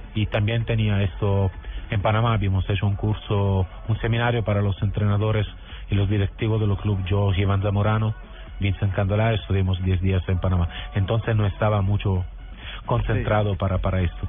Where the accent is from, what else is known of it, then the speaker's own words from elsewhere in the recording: Southern Italy, Italy; Spanish is a second language; Yo, soy del sur de Italia, por ejemplo, ¿no? Y, vivo al lado del mar